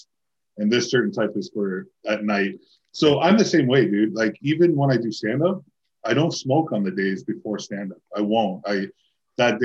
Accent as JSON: {"language": "English", "town": "Toronto", "region": "Ontario", "country": "Canada", "tie": "born or raised there", "moved": "yes", "said": "I grew up in Toronto"}